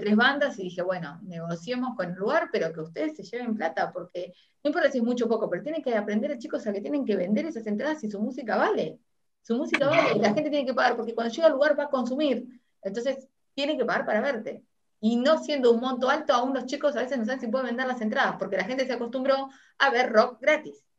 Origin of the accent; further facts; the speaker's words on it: Uruguay; now in Argentina; soy uruguaya, pero estoy en Argentina